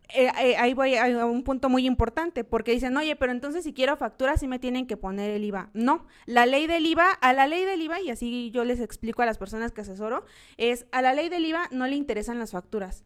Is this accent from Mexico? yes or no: yes; Mexico; como mexicanos